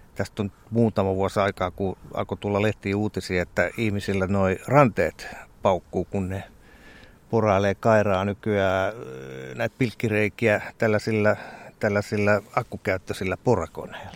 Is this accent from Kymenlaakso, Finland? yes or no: yes; South Kymenlaakso, Finland; meillä Etelä-Kymenlaaksossa on, siellä on sellainen sanonta